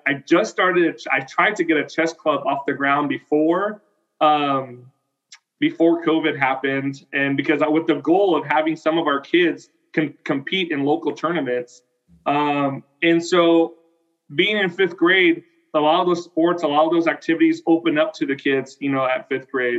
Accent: Selma, California, United States; also born or lived in Fresno, California / Fowler, California; I did all my elementary and middle school in, in Selma, and my high school in Fowler.

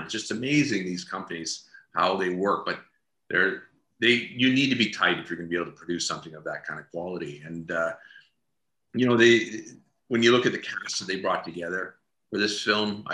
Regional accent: Atlantic Canada, Canada; I come from Atlantic Canada

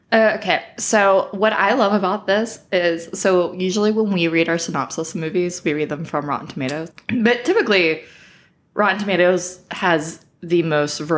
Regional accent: Fairhope, Alabama, United States; But I thought that since I am from Alabama, um, I would choose a good movie that was filmed in my hometown, mm-hmm.

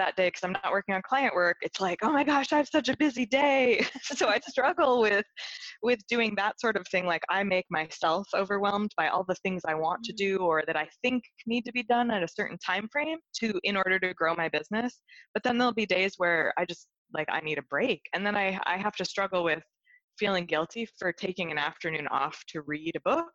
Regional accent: Seattle, Washington, United States; also born or lived in Chicago, Illinois; now in London, United Kingdom; I originally grew up in Seattle, Washington area, mm-hmm. But I've lived in Chicago for many, many

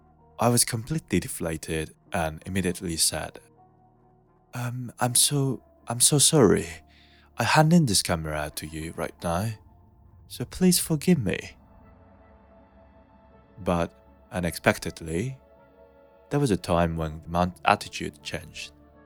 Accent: Kyoto, Japan; But I was originally from Kyoto, where people usually speak in Kyoto dialect." So I replied, trying to sound polite like, "Yes, sir. I'm originally from Kyoto."

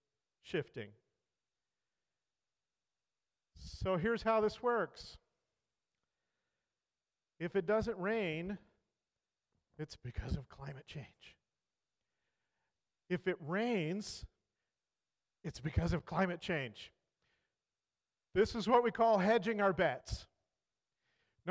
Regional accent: California, United States; moved away; my home state of California. You know, I'm from California

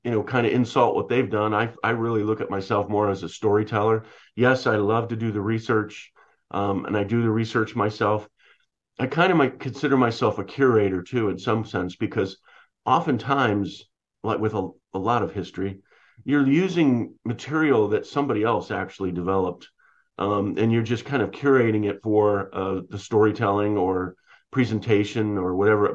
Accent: Mansfield, Ohio, United States; moved away as an adult; now in Toledo, United States; I grew up in Mansfield, but I've been here 35 years.

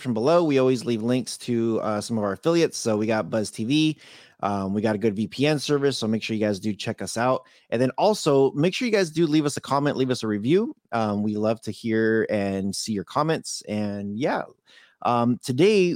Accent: California, United States; I was born in California

